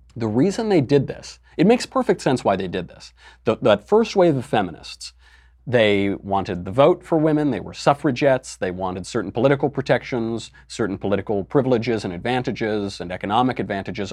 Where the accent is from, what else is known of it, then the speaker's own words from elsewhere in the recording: New York, United States; I'm from New York, so there are drag bars all over the village